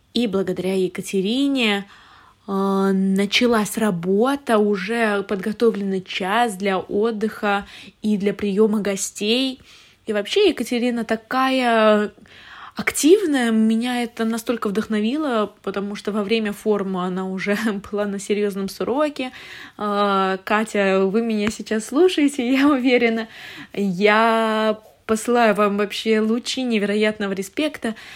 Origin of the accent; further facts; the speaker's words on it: Kaliningrad, Kaliningrad Oblast, Russia; moved away; я не считала свою малую родину классным городом для развития. Например, я из Калининграда